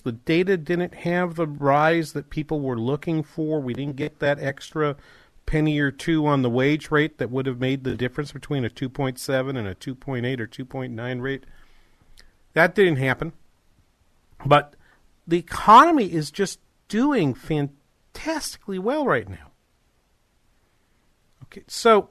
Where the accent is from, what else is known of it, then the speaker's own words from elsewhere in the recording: Manchester, New Hampshire, United States; now in Minnesota, United States; Uncle Gus was the one in Manchester where I grew up back in New Hampshire.